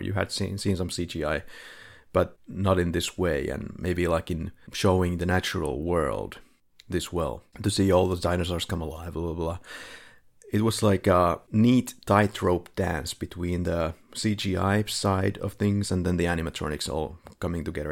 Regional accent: Finland; now in Philippines; we're both from Finland

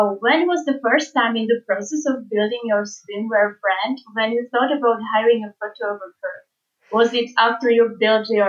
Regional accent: Czechia; moved away as an adult; now in Lisbon, Portugal; I'm from Czech Republic, and I recently moved to Lisbon

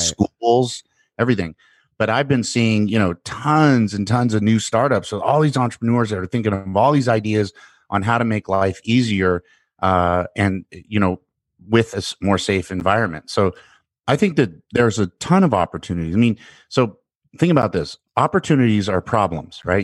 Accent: United States; as an American

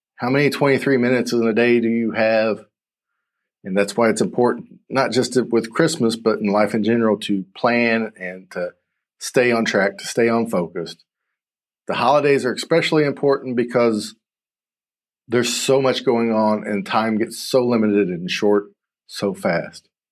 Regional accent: the South, United States; I'm from the South. I'm in Michigan.

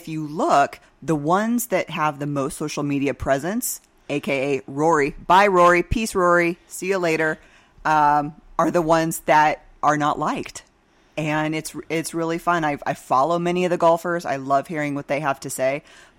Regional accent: Oregon, United States; moved away as an adult; So I came down from Central Oregon in 2006, went to ASU, and ended up staying here in the Valley.

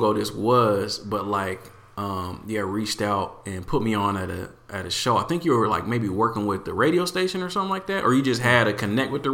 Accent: Portland, Oregon, United States; what it's like to grow up here and still live here.

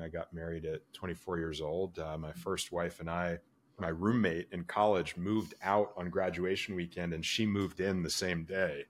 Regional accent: Orlando, Florida, United States; moved away; my hometown. I grew up in Orlando, Florida

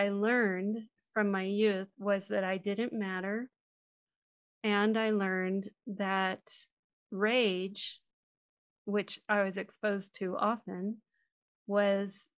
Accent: San Francisco, California, United States; I was born in the Haight-Ashbury district of San Francisco way back in the mid 60s

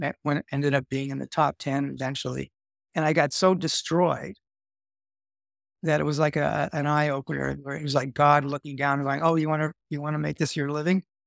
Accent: Canada; moved away as an adult; also born or lived in Los Angeles, United States; I'm there as a Canadian.

